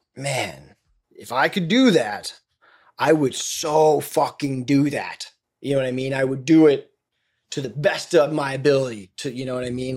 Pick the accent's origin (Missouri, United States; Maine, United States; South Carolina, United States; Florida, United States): Florida, United States; when I was growing up in the South